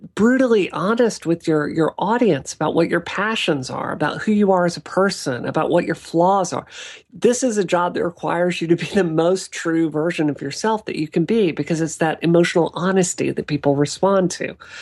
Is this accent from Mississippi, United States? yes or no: yes; Mississippi, United States; now in Boston, United States; being a kid in Mississippi in the eighties and nineties